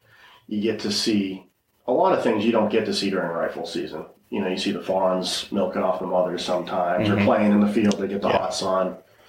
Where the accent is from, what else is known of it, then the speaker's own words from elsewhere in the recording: Massachusetts, United States; growing up in Massachusetts